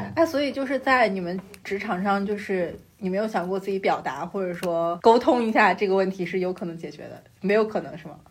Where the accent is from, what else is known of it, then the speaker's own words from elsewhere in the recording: Shanxi, China; 我是山西人